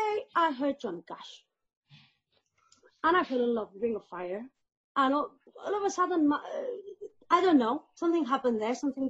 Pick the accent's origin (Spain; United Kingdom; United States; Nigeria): Spain; I'm from Spain